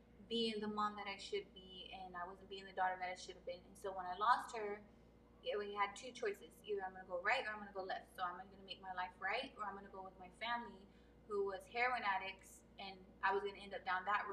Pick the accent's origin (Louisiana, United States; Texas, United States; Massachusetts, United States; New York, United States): Texas, United States; Abilene; moved away as an adult; now in San Antonio, United States; I'm from Abilene, Texas, born and raised. It's West Texas area, very small. So I've lived there my whole life.